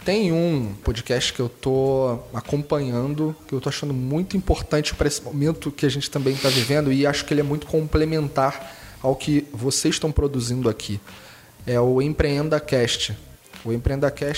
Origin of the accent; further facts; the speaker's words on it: Rio de Janeiro, Brazil; accent: carioca; Eu sou carioca, tá? E meu sotaque não nega.